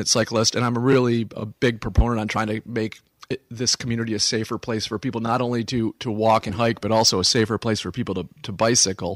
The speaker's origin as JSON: {"language": "English", "town": "Lansing", "region": "Michigan", "country": "United States", "tie": "born or raised there", "also_born_or_lived": "Jackson, Michigan", "said": "I grew up in Lansing"}